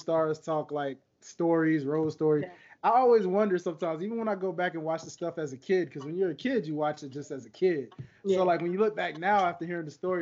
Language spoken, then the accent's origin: English; Memphis, Tennessee, United States; I come from Memphis, Tennessee